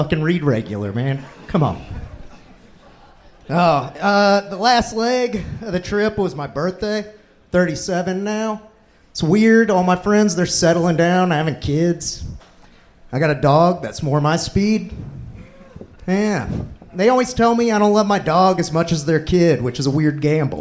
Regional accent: South Carolina, United States; moved away as an adult; now in Austin, United States; I'm from South Carolina

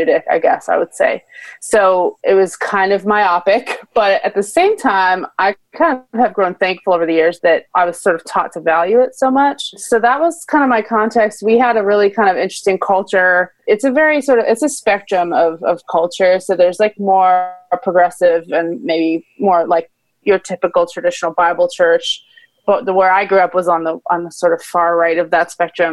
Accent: New Jersey, United States; I'm from New Jersey, not too far from where you teach

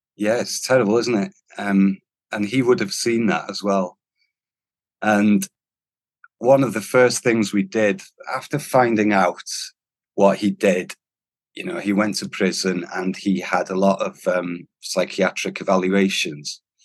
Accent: North Wales, United Kingdom; first language Welsh; English is a second language; Being Welsh, especially from North Wales and Welsh speaking

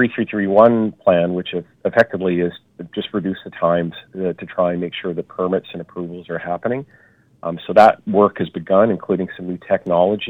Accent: Vancouver, British Columbia, Canada; born or raised there

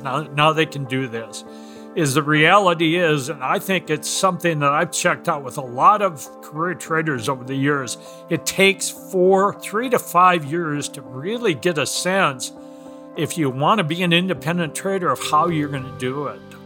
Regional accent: Minneapolis, Minnesota, United States; moved away as an adult; also born or lived in Chicago / Evanston, Illinois; grew up in Minneapolis, ended up going to the University of Minnesota

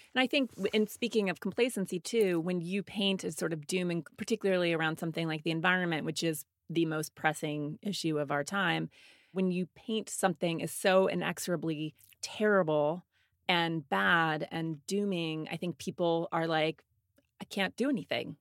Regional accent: Montana, United States; I grew up in Montana

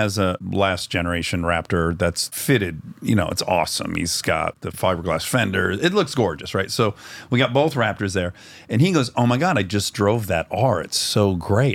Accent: Michigan, United States; When I grew up in Michigan in the eighties

